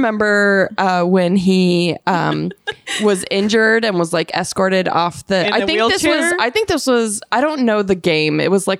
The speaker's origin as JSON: {"language": "English", "town": "Tucson", "region": "Arizona", "country": "United States", "tie": "born or raised there", "said": "But I grew up in Tucson."}